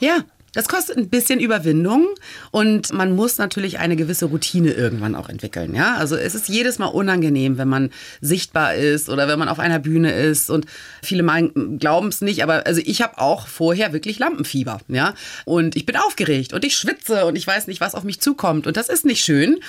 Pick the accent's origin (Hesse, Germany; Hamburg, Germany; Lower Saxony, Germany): Hamburg, Germany; moved away as an adult; also born or lived in South Carolina, United States / Flensburg / New York; now in Lisbon, Portugal; ich bin ganz bescheiden aufgewachsen in Hamburg, mhm. in Norddeutschland